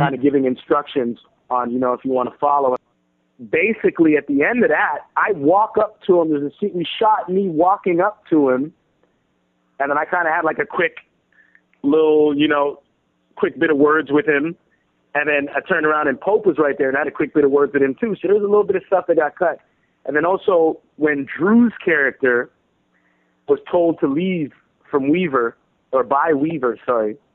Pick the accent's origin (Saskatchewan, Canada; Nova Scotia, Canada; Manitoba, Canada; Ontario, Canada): Ontario, Canada; Toronto; I'm from Toronto